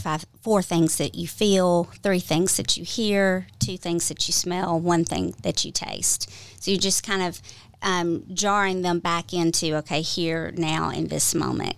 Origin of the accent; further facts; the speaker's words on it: Georgia, United States; I'm originally from Georgia